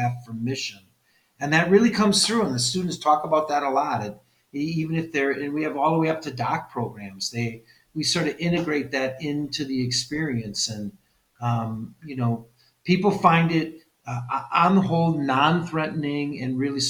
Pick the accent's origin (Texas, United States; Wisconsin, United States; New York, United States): Wisconsin, United States; West Allis; also born or lived in Wauwatosa; I was born and raised in West Allis